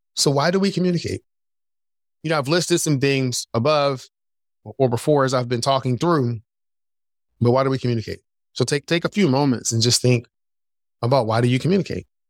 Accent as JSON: {"language": "English", "town": "Philadelphia", "region": "Pennsylvania", "country": "United States", "tie": "born or raised there", "also_born_or_lived": "North Carolina", "moved": "as an adult", "said": "I grew up in Philadelphia"}